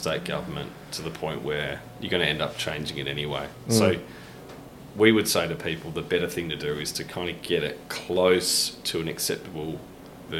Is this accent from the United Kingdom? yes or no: no; Modbury, South Australia, Australia; when we grew up in Modbury